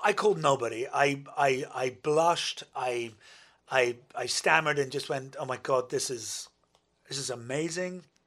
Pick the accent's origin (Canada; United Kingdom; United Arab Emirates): United Kingdom; as a Brit